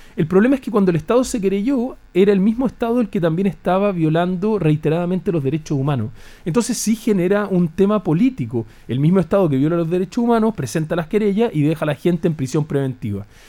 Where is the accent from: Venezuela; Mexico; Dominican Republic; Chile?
Chile; como chileno común y corriente